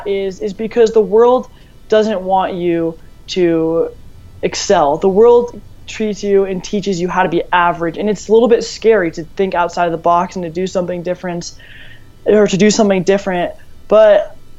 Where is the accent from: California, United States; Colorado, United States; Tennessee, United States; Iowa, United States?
Colorado, United States; I'm from Colorado